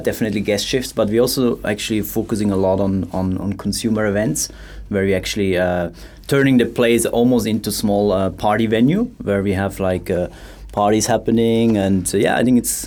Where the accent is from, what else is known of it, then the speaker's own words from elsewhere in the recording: Switzerland; moved away as an adult; also born or lived in London; now in Bangkok, Thailand; I'm from Switzerland